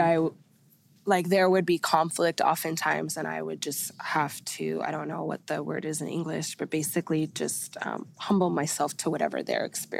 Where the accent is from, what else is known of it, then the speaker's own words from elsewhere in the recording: Ireland; And then being Irish is really cool, too. Being Irish is really cool, too.